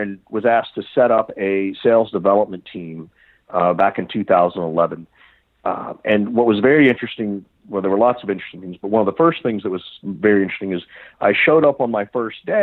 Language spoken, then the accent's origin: English; Macon, Georgia, United States; moved away as an adult; I grew up in Macon, Georgia